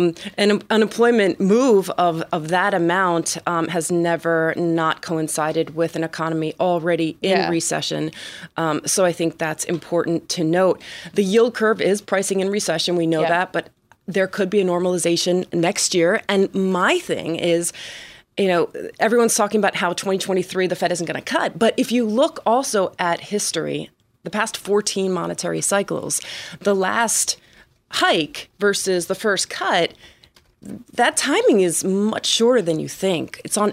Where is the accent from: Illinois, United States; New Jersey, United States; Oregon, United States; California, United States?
New Jersey, United States; now in Miami, United States; I'm from New Jersey, but I live